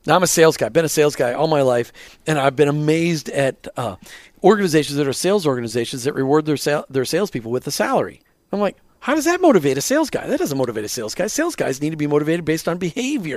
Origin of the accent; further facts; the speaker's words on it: Minnesota, United States; moved away; I grew up in Minnesota where the, everything's flat